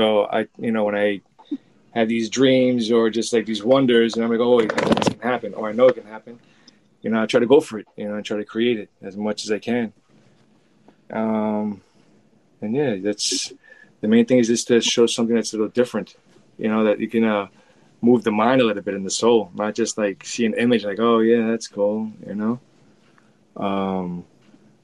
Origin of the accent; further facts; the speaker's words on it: New York City, New York, United States; I grew up in the 80s with it, but it definitely was a battle zone